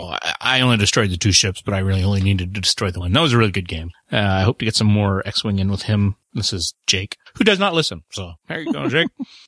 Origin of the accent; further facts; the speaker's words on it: Canada; I'm the Canadian.